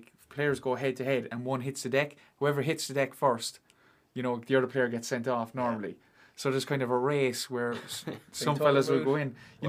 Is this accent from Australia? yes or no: no; Cork, Munster, Ireland; moved away; I'm from Cork